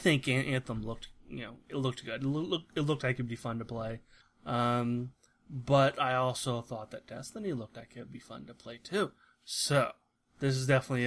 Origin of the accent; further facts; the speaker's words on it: Central Midwest, United States; we're from Central Midwest, kind